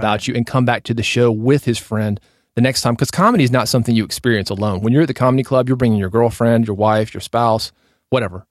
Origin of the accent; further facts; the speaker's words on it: Nashville, Tennessee, United States; I was growing up in Nashville